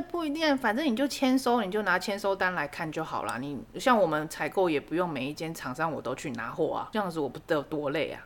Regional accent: southern Taiwan, Taiwan; 我们南部人自己乖乖的啦

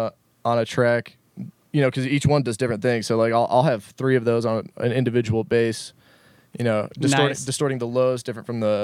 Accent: Detroit, Michigan, United States; now in Denver, United States; I'm originally from Detroit, Michigan. I make bass music, and I now live here in Denver.

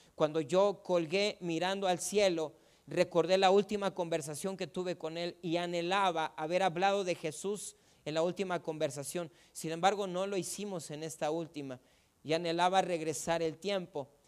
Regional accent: Ciudad Juárez, Chihuahua, Mexico; Yo tengo una banda y es musical no crea que de delincuentes porque somos de Juárez, es una banda musical

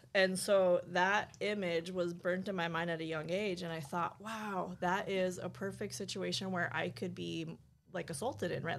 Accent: New Mexico, United States; moved away as an adult; also born or lived in Oakland, California; growing up in New Mexico, it's a small town

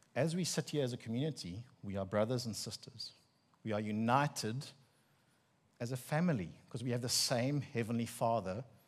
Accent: Bloemfontein, Free State, South Africa; accent: Afrikaner; first language Afrikaans; English is a second language; now in KwaZulu-Natal, South Africa; And it's the middle of the Free State, um, legal capital of the country. And I grew up in Afrikaans household.

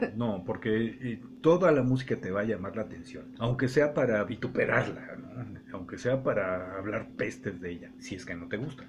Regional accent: Mexico City, Mexico; accent: chilango; moved away; Toda la vida a mí me dijeron, hablas como chilango. Mm. y tengo más de 50 años de no vivir en el Distrito Federal

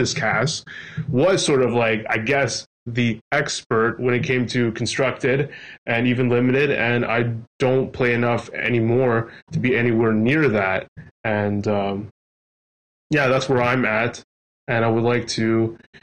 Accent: Canada; as a Canadian

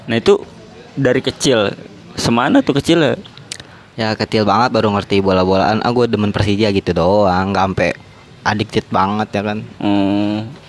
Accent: Jakarta, Indonesia; ya kita juga sebagai orang Jakarta khususnya apalagi gua gua kolot banget sama Jakarta ya kan

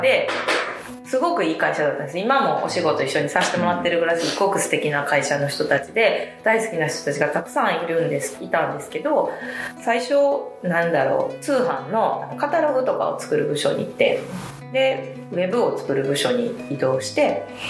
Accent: Miki, Hyogo, Japan; moved away as an adult; now in Sumoto, Japan; 三木市出身って言ったんですけど淡路島からの距離で言ったら高速で1時間ぐらいの距離にある田舎で育ちました

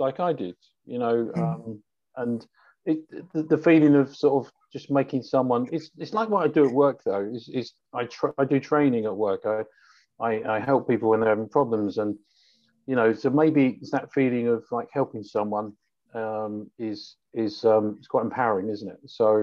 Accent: London, United Kingdom; I'm from London.

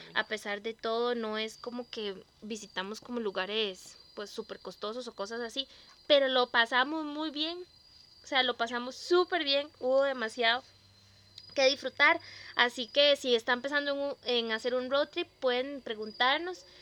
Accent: Costa Rica; como buenos costarricenses, ¿verdad? Que somos

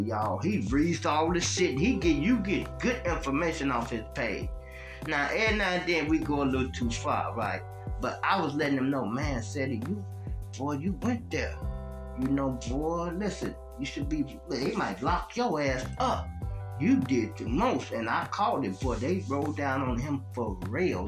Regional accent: Chicago, Illinois, United States; I'm from Chicago

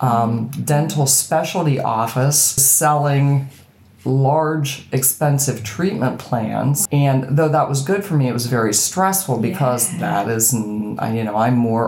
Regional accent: Boiling Springs, Pennsylvania, United States; accent: American; I'm from a very tiny town called Boiling Springs, and it's in Pennsylvania

